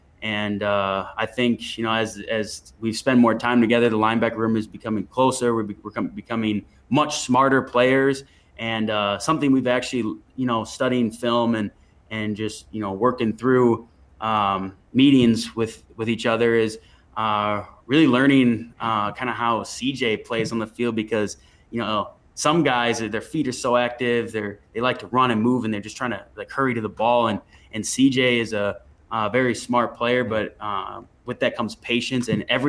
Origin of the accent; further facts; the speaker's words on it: Minnesota, United States; I did, of course. I'm pretty sure almost any person growing up, any kid growing up in Minnesota had played hockey at some point.